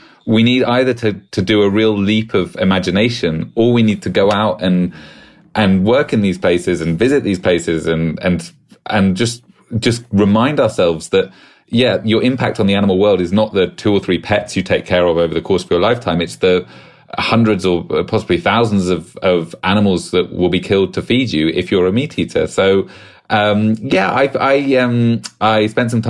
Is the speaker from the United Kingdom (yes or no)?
yes; United Kingdom; accent: British; my British accent